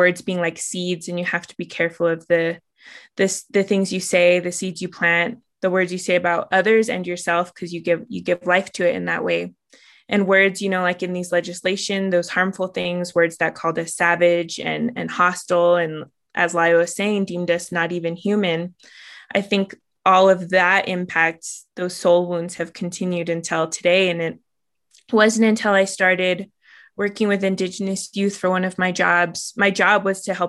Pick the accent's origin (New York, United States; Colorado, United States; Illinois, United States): Colorado, United States; Southern Ute Reservation; I grew up on the Southern Ute Reservation where my father's from